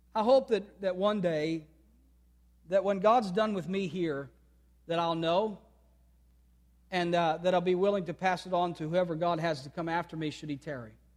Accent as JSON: {"language": "English", "country": "United States", "said": "every day as an American, I'm thankful for a great country"}